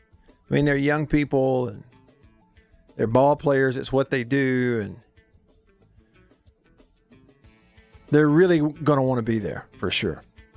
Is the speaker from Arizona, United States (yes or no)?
no; Russellville, Alabama, United States; my home state of Alabama, the church I grew up in Russellville